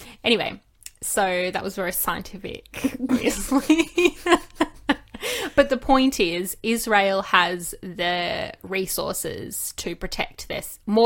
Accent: Australia; I'm Australian

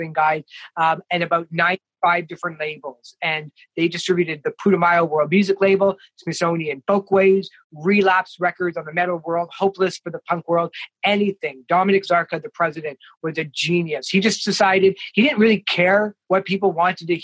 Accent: Toronto, Ontario, Canada; growing up in Toronto, like I grew up in the Jane and Finch area, as a kid

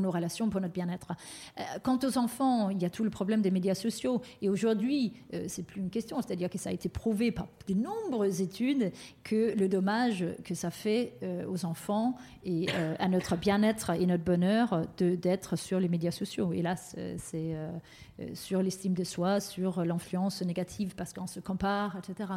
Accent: Denmark; moved away; le Danemark, donc mon pays d'origine

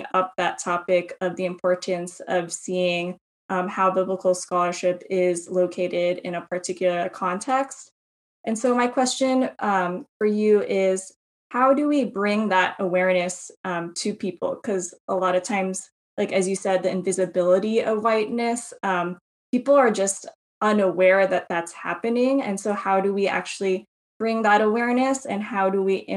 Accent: United States; being a Filipino-American woman

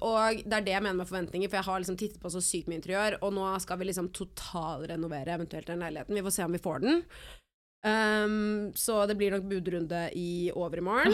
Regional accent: Oslo, Norway; jeg har lyst til å bo der hvor jeg er, rundt der hvor jeg er oppvokst.

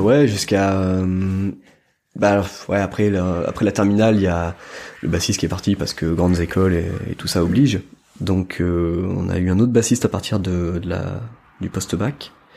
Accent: France; quand on est français

